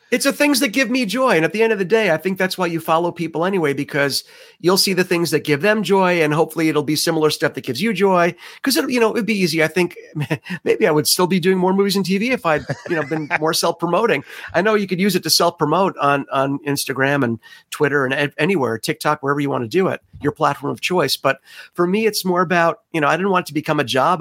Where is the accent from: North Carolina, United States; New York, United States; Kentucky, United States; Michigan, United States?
New York, United States; New York City; that's my hometown